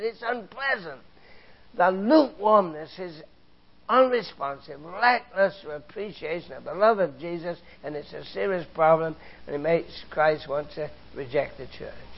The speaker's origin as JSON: {"language": "English", "region": "England", "country": "United Kingdom", "tie": "born or raised there", "moved": "yes", "said": "I grew up in England, you know, I was a boy in the Second World War"}